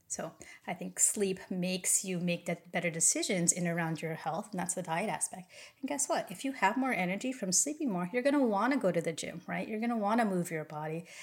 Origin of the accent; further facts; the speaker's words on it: California, United States; moved away as an adult; now in Hawaii, United States; I moved from California, where I'm originally born and raised, to Hawaii about seven years ago